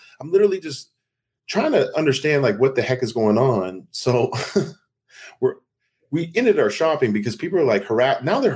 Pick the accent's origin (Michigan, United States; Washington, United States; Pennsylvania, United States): Washington, United States; Seattle; moved away; I'm from Seattle